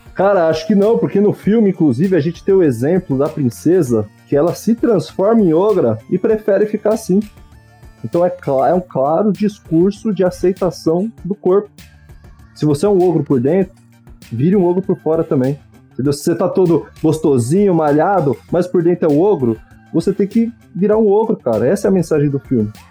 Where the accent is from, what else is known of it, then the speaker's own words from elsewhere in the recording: Ribeirão Pires, São Paulo, Brazil; eu era pequeno em Ribeirão Pires, na cidade onde eu cresci